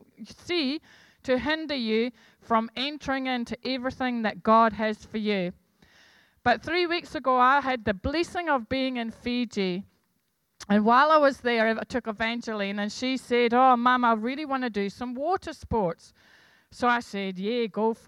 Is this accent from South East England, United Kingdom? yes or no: no; Scotland, United Kingdom; I'm Scottish